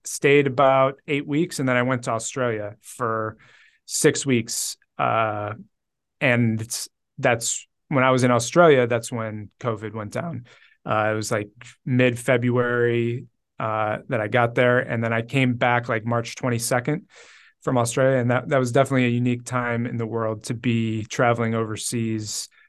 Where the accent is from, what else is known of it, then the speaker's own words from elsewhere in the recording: Cleveland, Ohio, United States; born and raised in Cleveland